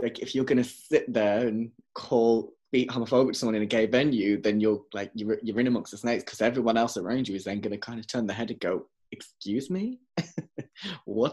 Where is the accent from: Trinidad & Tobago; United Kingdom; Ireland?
United Kingdom; Wolverhampton, West Midlands; now in Leeds, United Kingdom; my hometown in Wolverhampton